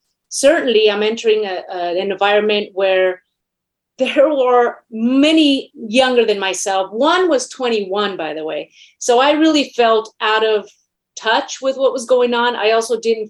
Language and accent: English; Mexico City, Mexico; now in United States; I was born in Mexico City, last of 12 children. I'm Latina.